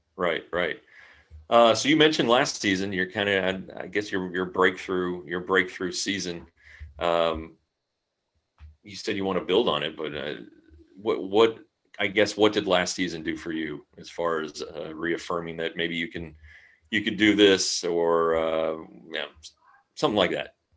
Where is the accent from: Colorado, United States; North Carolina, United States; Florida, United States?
Colorado, United States; now in Tarrant County, Texas, United States; I'm from Colorado, so I know snow